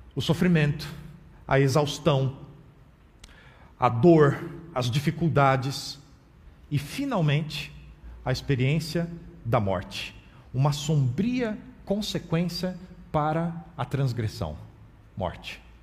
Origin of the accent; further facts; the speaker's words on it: Brazil; accent: Brazilian; also born or lived in United States; E eu não percebia o meu acento, a minha pronúncia do idioma inglês marcado com o sotaque brasileiro